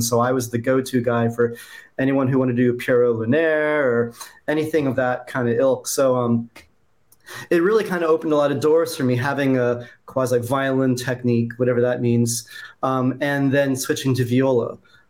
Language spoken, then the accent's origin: English; California, United States; moved away as an adult; Well, I'm originally from California, but I've kind of lived all over the country.